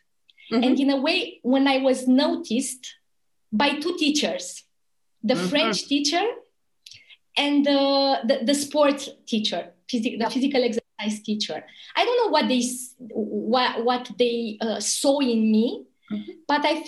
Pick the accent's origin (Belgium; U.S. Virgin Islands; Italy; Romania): Romania; moved away as an adult; also born or lived in Bucharest; my hometown, you know, a little town from Romania, the border with Bulgaria.